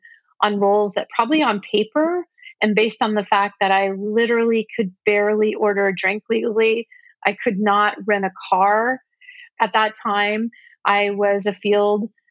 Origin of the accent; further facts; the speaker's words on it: Silicon Valley, California, United States; I grew up in Silicon Valley